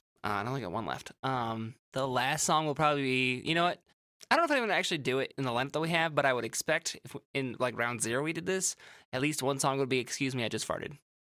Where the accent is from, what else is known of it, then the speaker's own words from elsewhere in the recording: Midwest, United States; I'm from the Midwest